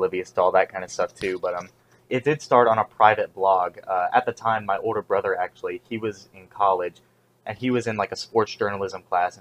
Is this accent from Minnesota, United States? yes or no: no; about 40 minutes from Chapel Hill, North Carolina, United States; the closest like local scene to where I live, to my hometown, is in my college town, Chapel Hill, which is about 40 minutes away from my hometown